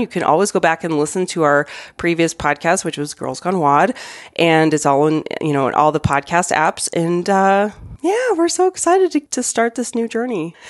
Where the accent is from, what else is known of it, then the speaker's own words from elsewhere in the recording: Arizona, United States; moved away as an adult; now in Denver, United States; I grew up in Arizona.